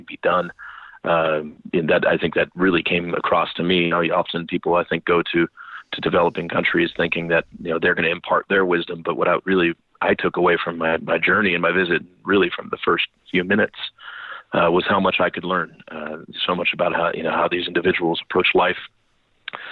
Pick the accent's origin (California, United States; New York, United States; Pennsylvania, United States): California, United States; St. Helena; I was raised in St. Helena, California. I grew up there